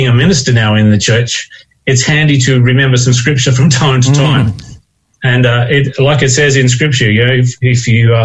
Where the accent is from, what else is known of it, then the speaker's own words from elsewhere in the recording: Crows Nest, Queensland, Australia; now in Western Australia, Australia; being born into a Christian family with parents who were very active within the church in a little town called Crow's Nest